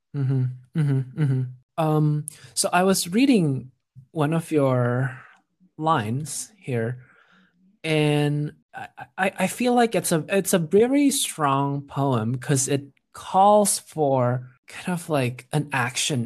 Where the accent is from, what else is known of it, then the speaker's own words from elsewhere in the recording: Jakarta, Indonesia; moved away as an adult; now in United States; I grew up in Jakarta in Indonesia